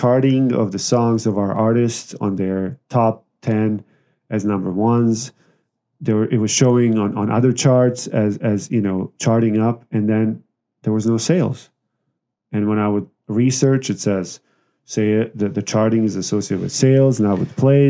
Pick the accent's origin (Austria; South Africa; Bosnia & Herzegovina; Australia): Bosnia & Herzegovina; now in Las Vegas, United States; So I'm from Bosnia, ex-Yugoslavia.